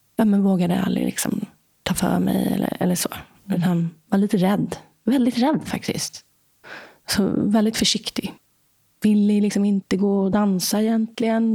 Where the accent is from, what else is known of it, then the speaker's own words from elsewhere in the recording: Stockholm, Stockholm County, Sweden; Jag är uppvuxen i Vasastan i Stockholm.